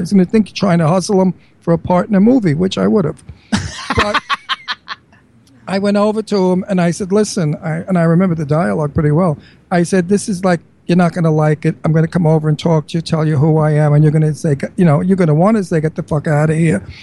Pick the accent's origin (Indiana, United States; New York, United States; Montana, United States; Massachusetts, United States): New York, United States; accent: New York; now in Bucks County, United States; my New York accent